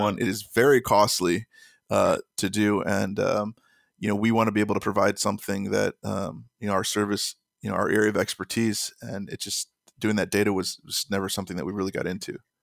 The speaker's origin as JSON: {"language": "English", "town": "Chicago", "region": "Illinois", "country": "United States", "said": "I'm from Chicago"}